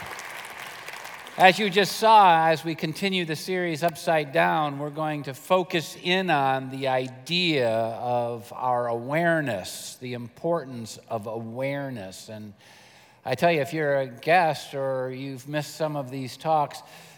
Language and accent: English; United States; I'm an American